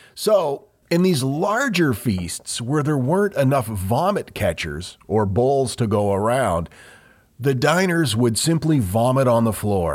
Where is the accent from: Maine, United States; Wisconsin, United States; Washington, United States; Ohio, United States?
Maine, United States; we grew up in Maine